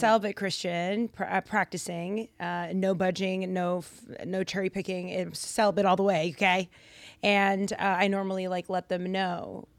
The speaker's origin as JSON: {"language": "English", "town": "Lynn", "region": "Massachusetts", "country": "United States", "said": "I'm Dominican American, originally from Boston, Massachusetts. Well, a city outside of Boston, Lynn"}